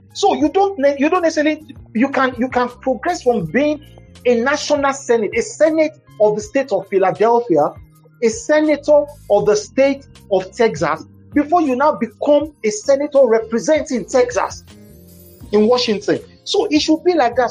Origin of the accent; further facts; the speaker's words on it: Igbotako, Ondo, Nigeria; moved away; also born or lived in Ibadan; I'm from Igbotako